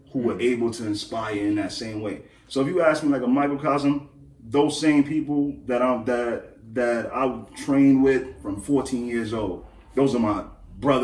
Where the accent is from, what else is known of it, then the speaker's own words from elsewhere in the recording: New York City, New York, United States; I come from Crown Heights